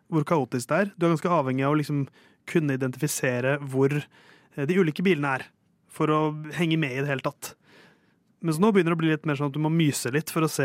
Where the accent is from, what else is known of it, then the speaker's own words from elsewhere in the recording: Oslo, Norway; Jeg er fra Tåsen, først og fremst.